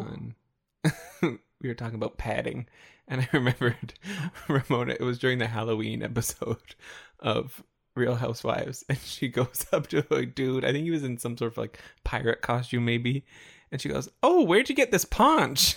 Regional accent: Canada; as a Canadian

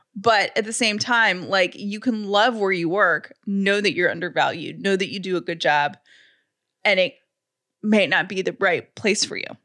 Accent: the South, United States; I'm from the South

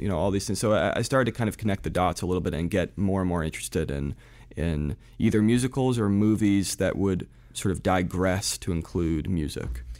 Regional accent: New Jersey, United States; also born or lived in Providence, Rhode Island / France; I was born in Providence, Rhode Island, mainly raised in New Jersey. though a little bit in France, we sort of went back and forth.

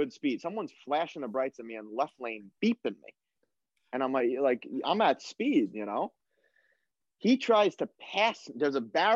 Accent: New York, United States; moved away as an adult; we're from New York

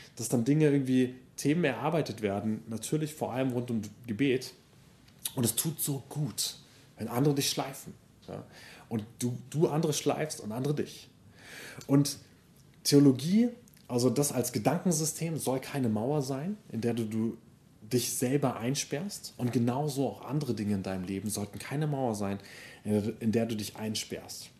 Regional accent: Germany; ich bin, genau, in Deutschland aufgewachsen, deutsche Familie

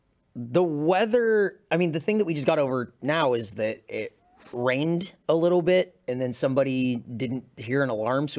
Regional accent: San Diego, California, United States; moved away; Growing up in San Diego, I almost never lost power and never had to boil my water.

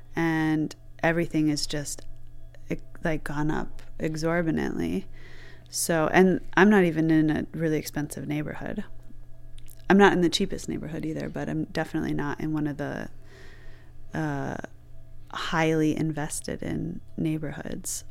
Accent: Flint, Michigan, United States; now in Detroit, United States; I'm from Michigan. I was born in Flint, It isn't a city I really stayed

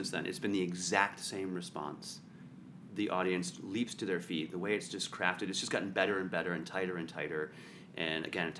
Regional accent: Canada; I have a story about, I'm from Canada.

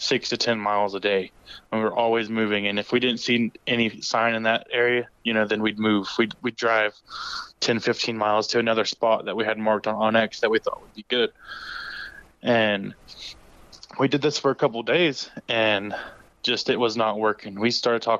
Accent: Oklahoma, United States; I was from Oklahoma

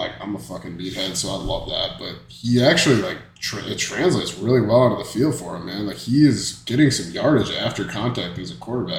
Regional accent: Minnesota, United States; He's a Vikings fan. I'm from Minnesota, you know.

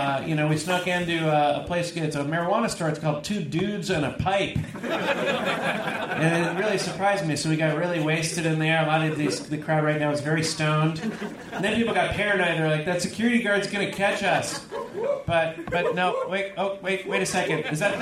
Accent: California, United States; moved away; I'm from California originally, and I didn't know what a donaire was.

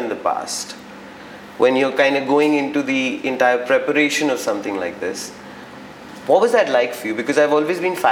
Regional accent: Delhi, India; now in Mumbai, India; I'm from Delhi

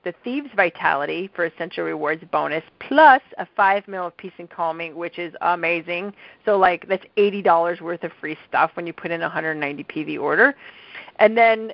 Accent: Midwest, United States; accent: Midwestern nasal; my Midwestern nasal accent.

